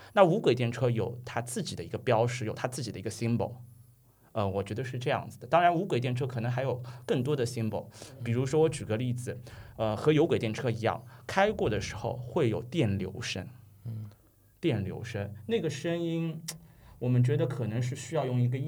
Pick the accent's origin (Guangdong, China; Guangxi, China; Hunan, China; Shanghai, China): Shanghai, China; 咱们上海话普普通话是叫做国语是叫做这个拖铃，然后用英语读是读是 trolley，就是上海话说的秃铃。